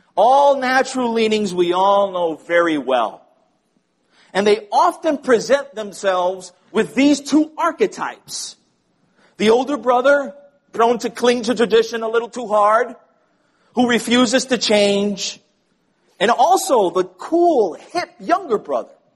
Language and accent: English; Puerto Rico; growing up in Puerto Rico